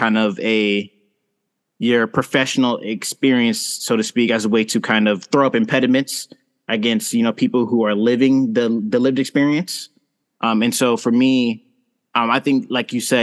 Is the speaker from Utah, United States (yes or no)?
no; St. Louis, Missouri, United States; now in Portland, United States; growing up in St. Louis, Missouri